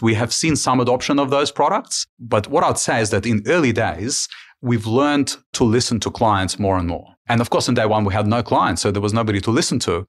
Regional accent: Ukraine; now in Australia; I was born, I was born in Ukraine during the times of Soviet Union

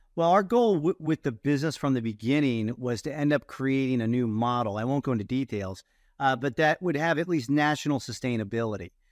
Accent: Ohio, United States; growing up in Ohio

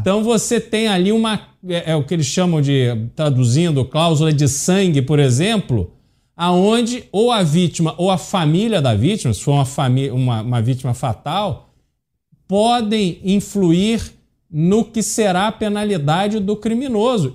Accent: Rio de Janeiro, Brazil; now in São Paulo, Brazil; eu cresci no Rio de Janeiro, vim para São Paulo, a, enfim, passei mais tempo em São Paulo do que no Rio de Janeiro, mas cresci lá

